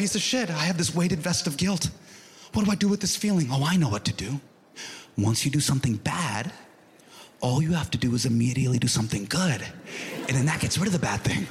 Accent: United States; my parents are from India, okay? But as for me, I'm an American

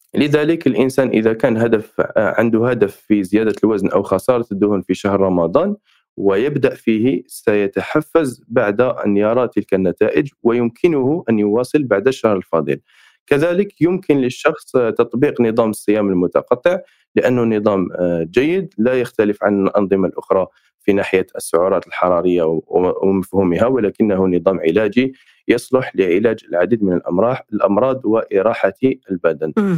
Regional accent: Algeria; عندنا في الجزائر

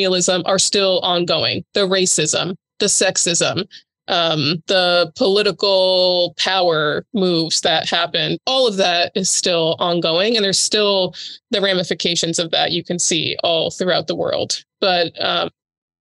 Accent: United States

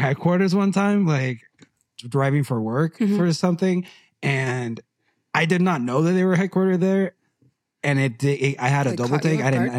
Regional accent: United States; and we are American

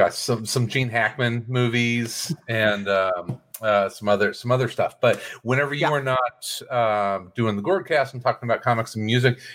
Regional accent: Wisconsin, United States; we're from Wisconsin

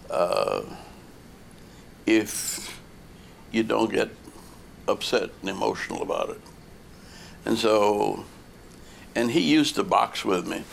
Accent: New Orleans, Louisiana, United States; moved away; I grew up in New Orleans

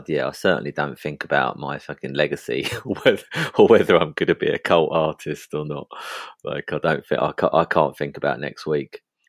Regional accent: East of England, United Kingdom; In Essex.

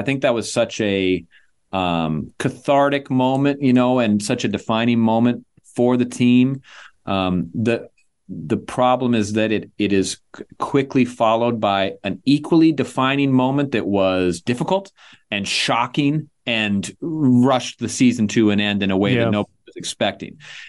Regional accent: Chanhassen, Minnesota, United States; I had a closer tie to it this year because I am from Chanhassen. Now, when I grew up there, there was no Chanhassen High School. But now there is.

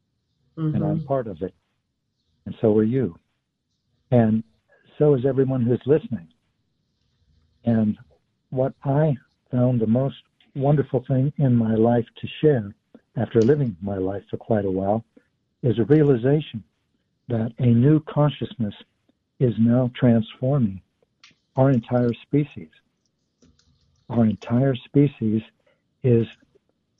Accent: Kansas, United States; moved away; also born or lived in Texas; I was born in Texas, and I grew up from grade school to the end of high school in a small town in Kansas

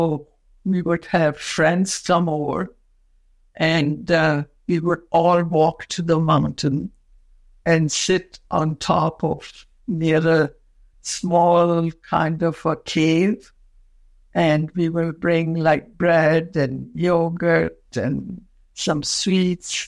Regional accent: Quetta, Balochistan, Pakistan; I was born in a province which was part of India, Pakistan, and Afghanistan, a small town named Quetta

